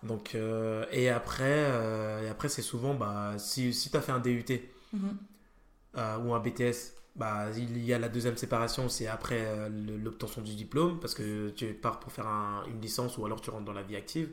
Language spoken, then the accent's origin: French; Auxerre, Bourgogne-Franche-Comté, France; moved away; also born or lived in Nancy; je suis pas de Nancy, je suis d'Auxerre